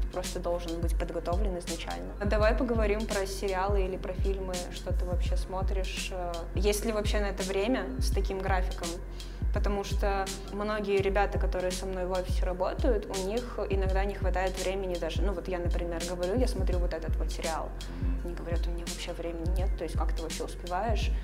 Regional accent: Sevastopol, Ukraine; moved away as an adult; now in Saint Petersburg, Russia; Я родилась в Севастополе, выросла в Севастополе, закончила университет в Севастополе

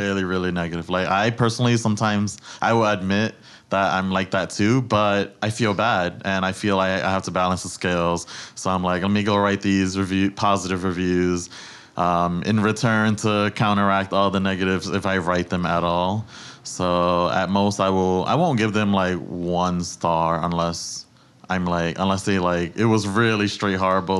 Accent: New York City, New York, United States; I was born and raised in the Bronx

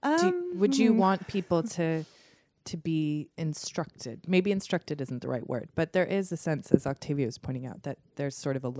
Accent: United States; moved away as an adult; now in London, United Kingdom; I'm an American

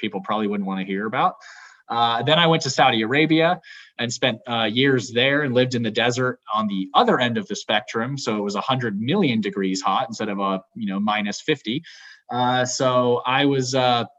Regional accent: England, United Kingdom; moved away; I was born in England. My whole family's there

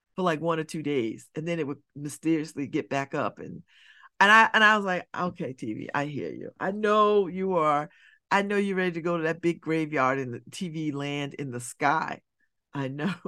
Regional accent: Connecticut, United States; I'm from Connecticut

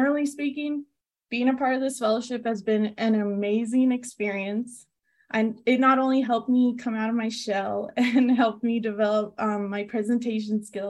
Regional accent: Las Cruces, New Mexico, United States; also born or lived in California; I am from California, but after moving to New Mexico at a young age to be closer to family, I now consider my home to be Las Cruces

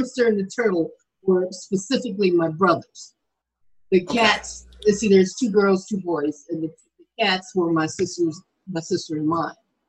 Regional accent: Williamsburg, Virginia, United States; I actually grew up in Virginia, Williamsburg

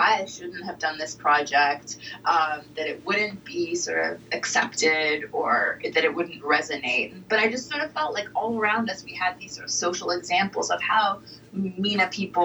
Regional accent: Portland, Oregon, United States; I grew up in Portland, Oregon

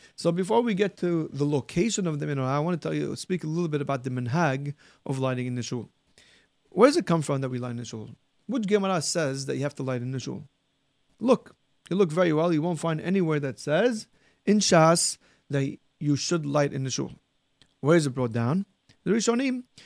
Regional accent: Syria; what I remember growing up in Syria, almost everybody used wax candles

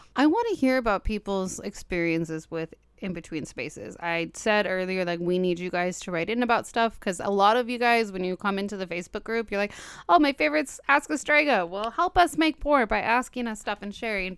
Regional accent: Los Angeles, California, United States; I'm from Los Angeles, born and bred

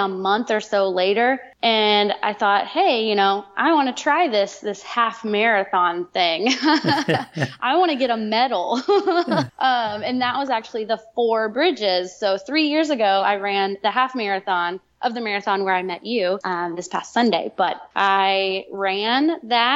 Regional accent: Chattanooga, Tennessee, United States; my hometown in Chattanooga

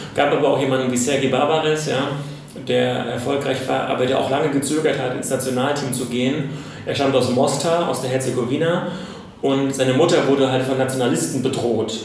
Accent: Germany; als Deutscher

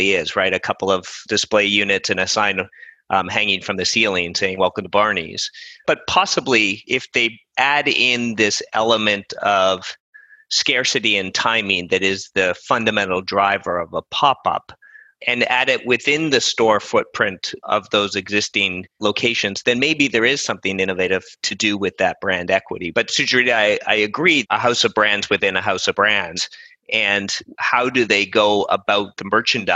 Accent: Canada; as a Canadian

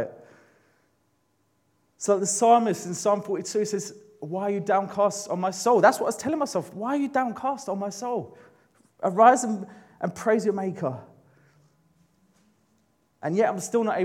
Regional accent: London, United Kingdom; moved away as an adult; I grew up in London.

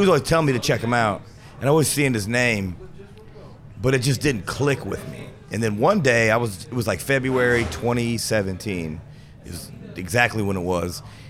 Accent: Anderson, Indiana, United States; moved away as an adult; now in Chicago, United States; I'm originally from Anderson, Indiana

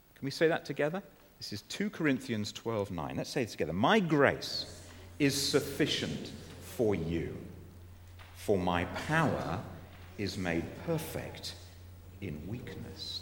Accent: Guernsey; moved away; the church in which I was growing up in Guernsey

